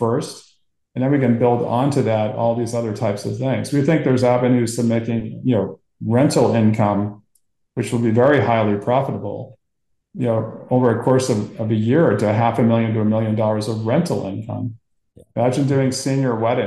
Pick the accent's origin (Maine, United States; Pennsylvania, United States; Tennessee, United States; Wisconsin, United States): Maine, United States; Portland; I grew up in Portland, Maine